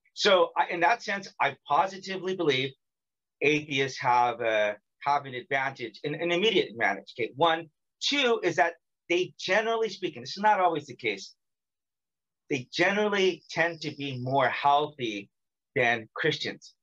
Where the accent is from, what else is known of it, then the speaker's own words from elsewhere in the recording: California, United States; now in South Korea; I'm from California.